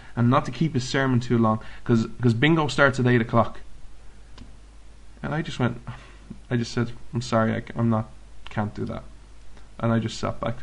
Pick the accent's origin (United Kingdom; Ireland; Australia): Ireland; I'm Irish.